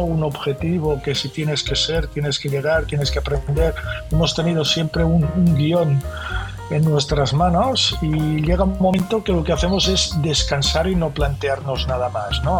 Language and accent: Spanish; Barcelona, Catalonia, Spain; soy catalán y catalán nací en Barcelona, de familia de catalanes